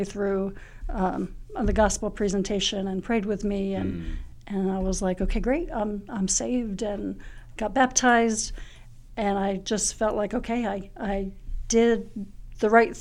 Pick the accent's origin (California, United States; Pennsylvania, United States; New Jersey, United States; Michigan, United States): New Jersey, United States; Clarksboro; moved away as an adult; now in Lynchburg, United States; I grew up in Clarksboro, New Jersey.